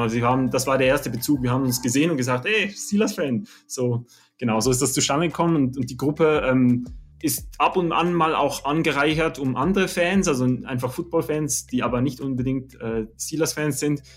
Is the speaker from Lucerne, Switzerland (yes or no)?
yes; Oberkirch, Lucerne, Switzerland; ich komme aus Oberkirch in der Schweiz, so in, genau in der Mitte